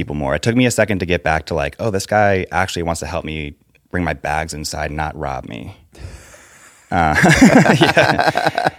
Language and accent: English; Fairfax, Virginia, United States; also born or lived in Los Angeles; now in Nashville, United States; Northern Virginia